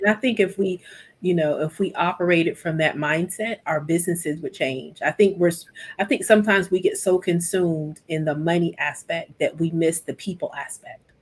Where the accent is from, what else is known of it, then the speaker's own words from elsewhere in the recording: Mississippi, United States; moved away as an adult; now in Columbia, United States; we're from Mississippi, and so when I relocated